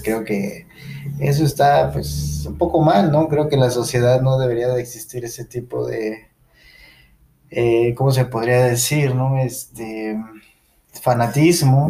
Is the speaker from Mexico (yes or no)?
yes; Mexico; somos mexicanos